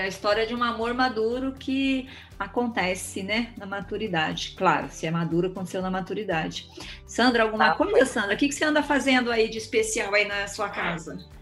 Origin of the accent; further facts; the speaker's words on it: Eldorado, Brazil; Crescemos em Eldorado